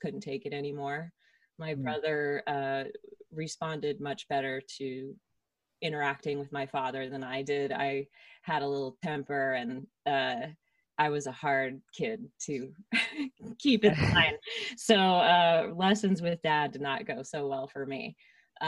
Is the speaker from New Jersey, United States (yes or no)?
yes; Princeton, New Jersey, United States; now in Los Angeles, United States; I grew up in around Princeton, New Jersey